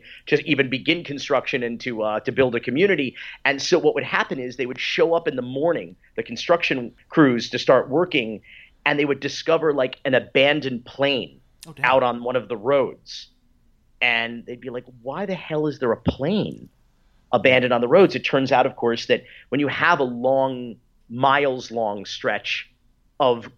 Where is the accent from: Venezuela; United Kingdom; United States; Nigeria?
United States; Miami, Florida; also born or lived in Fort Myers, Florida; Native Floridian and lifelong Miamian. I was born actually in Fort Myers, moved down to Miami when I was about maybe 3 years old, and have been here ever since.